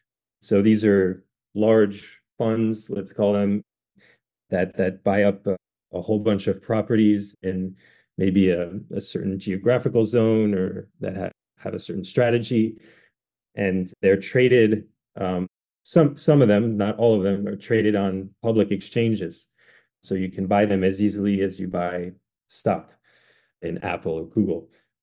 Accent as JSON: {"language": "English", "country": "France", "tie": "born or raised there", "said": "And you may not know this about me, but I'm actually half French. I grew up in France."}